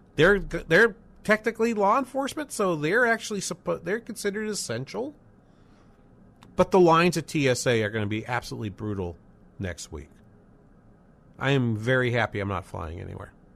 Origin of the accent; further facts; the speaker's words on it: New England, United States; moved away as an adult; also born or lived in Los Angeles / Boston; now in St. Cloud, United States; I lived, I grew up in New England